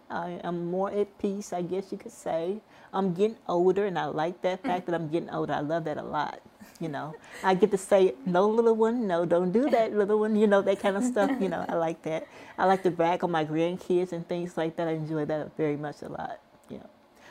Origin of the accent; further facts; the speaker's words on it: Kansas City, United States; Yes, I came from Kansas City, Missouri, in Kansas City, Kansas.